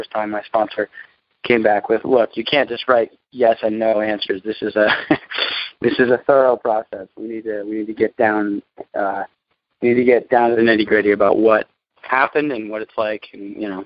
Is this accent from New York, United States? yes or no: yes; New York City, New York, United States; I'm born and raised in New York City